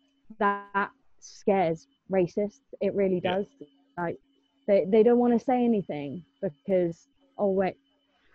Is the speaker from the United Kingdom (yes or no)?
yes; England, United Kingdom; I was born in England.